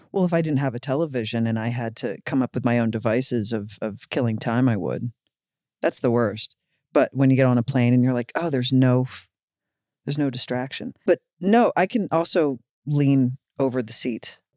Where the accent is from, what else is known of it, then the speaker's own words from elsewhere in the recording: Philadelphia, Pennsylvania, United States; we're both from Philly